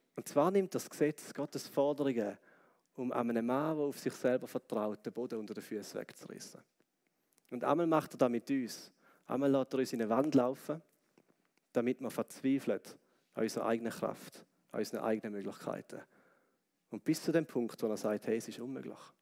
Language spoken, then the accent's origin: German; Switzerland; als Schweizer